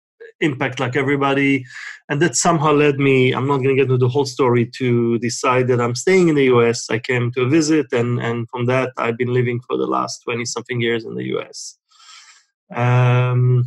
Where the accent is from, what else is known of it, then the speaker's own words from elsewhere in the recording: Israel; moved away as an adult; now in United States; I was born and raised in Israel